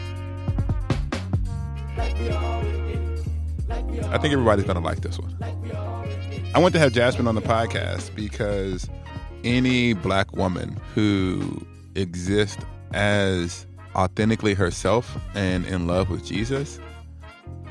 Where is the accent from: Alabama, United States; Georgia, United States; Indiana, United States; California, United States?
Alabama, United States; I'm from Alabama.